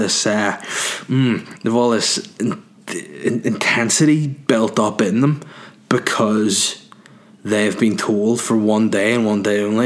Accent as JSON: {"language": "English", "town": "Holywood", "region": "Northern Ireland", "country": "United Kingdom", "tie": "born or raised there", "said": "I'm from Hollywood. I'm a North Down guy."}